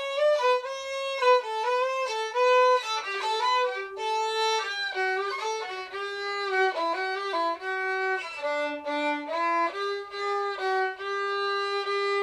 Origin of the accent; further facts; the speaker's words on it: Australia; I'm Australian